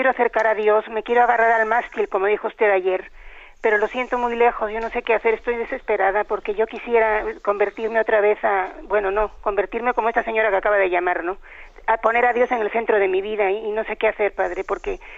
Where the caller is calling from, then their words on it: Logroño, La Rioja, Spain; soy de Logroño.